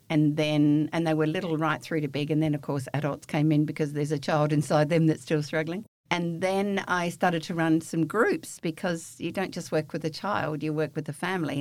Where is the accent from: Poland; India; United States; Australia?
Australia; the Wheatbelt of Western Australia; I'm a bush kid from the wheat belt of Western Australia, raised on a farm, wheat sheep farm.